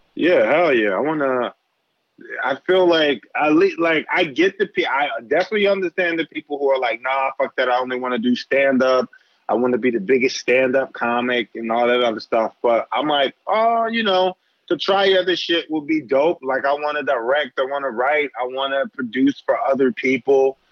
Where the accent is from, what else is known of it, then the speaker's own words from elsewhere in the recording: Philadelphia, Pennsylvania, United States; moved away as an adult; now in New York, United States; I grew up in Philly, yeah. bounced around Philly